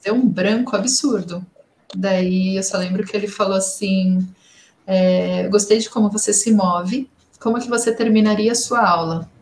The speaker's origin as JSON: {"language": "Portuguese", "country": "Brazil", "first_language": "Portuguese", "said": "Sendo bem caiçara"}